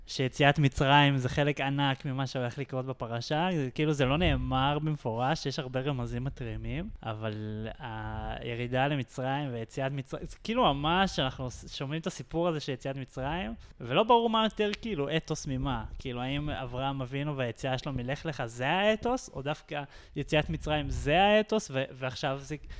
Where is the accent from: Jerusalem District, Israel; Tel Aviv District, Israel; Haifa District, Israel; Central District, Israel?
Jerusalem District, Israel; Jerusalem; כל החיים שלי פה, באמת, גדלתי פה, נולדתי פה, גדלתי פה